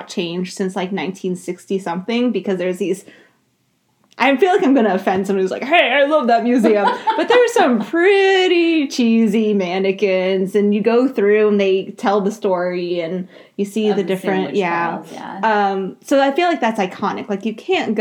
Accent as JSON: {"language": "English", "region": "New Hampshire", "country": "United States", "tie": "born or raised there", "said": "I grew up on the East Coast. I grew up in New Hampshire."}